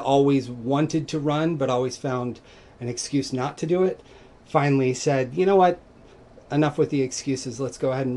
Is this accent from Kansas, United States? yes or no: yes; Garden City, Kansas, United States; moved away as an adult; also born or lived in Seattle, Washington; now in Pelham, United States; I grew up in Southwest Kansas.